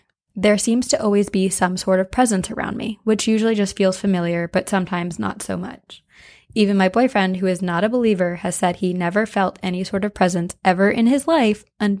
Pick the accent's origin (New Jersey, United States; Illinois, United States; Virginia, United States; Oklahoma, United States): Illinois, United States; Chicago; I'm from Chicago, which is a notoriously haunted place. I mean, the city is built on its own ashes.